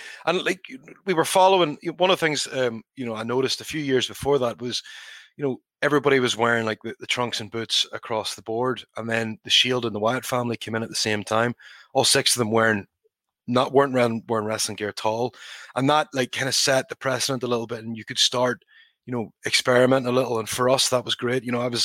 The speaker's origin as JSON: {"language": "English", "country": "Ireland", "said": "EY was Canadian, Wolf's German, Nikki Scottish, and you know, I'm Irish."}